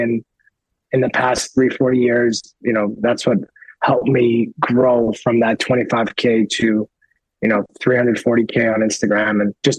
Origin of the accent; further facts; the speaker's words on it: Canada; also born or lived in United States; yes, I'm 100% blood Persian, but I grew up in Canada and in America, right?